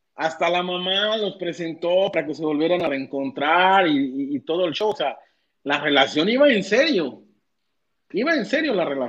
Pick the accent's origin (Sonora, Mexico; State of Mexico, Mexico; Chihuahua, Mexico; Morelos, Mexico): Morelos, Mexico; Cuernavaca; Yo soy de Cuernavaca, no soy de, Monterrey